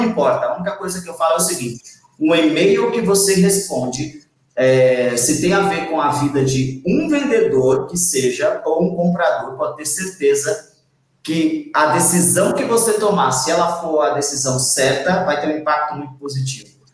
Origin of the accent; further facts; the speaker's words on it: Arapiraca, Alagoas, Brazil; moved away as an adult; also born or lived in Maceió; eu sou nordestino, com quase 40 anos, é, nasci numa cidade no interior de Alagoas chamada Arapiraca.